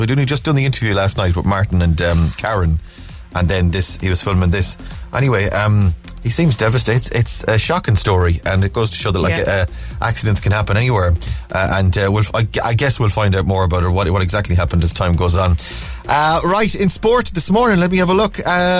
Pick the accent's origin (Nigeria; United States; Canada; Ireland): Ireland; Cork, Munster; I'm from Cork, so I love